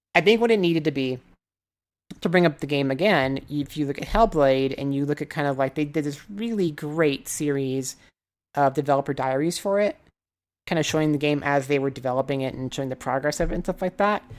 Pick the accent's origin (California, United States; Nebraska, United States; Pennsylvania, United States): Nebraska, United States; moved away; also born or lived in Osaka, Japan; I'm from Nebraska, so you have to be a Cornhuskers fan